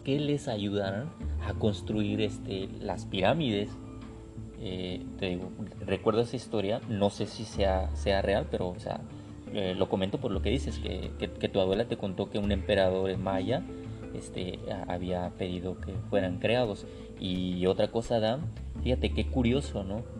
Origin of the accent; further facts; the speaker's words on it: Guadalajara, Jalisco, Mexico; moved away; yo soy eh, oriundo de Guadalajara